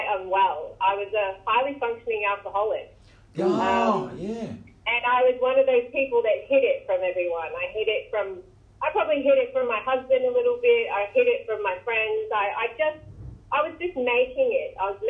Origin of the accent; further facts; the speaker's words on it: Queensland, Australia; now in Ocean Grove, Australia; I'm from Queensland